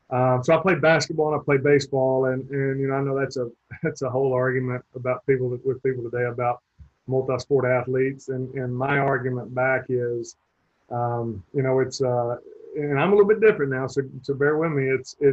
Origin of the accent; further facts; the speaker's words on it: Albertville, Alabama, United States; moved away as an adult; also born or lived in Fort Rucker, Alabama / Cleveland, Georgia; now in Texas, United States; Left there, went to Albertville, Alabama. And that's where I grew up, was in Albertville, Alabama. So I spent, I was there from the time I was 7 years old. I was 18 when I left chasing baseball.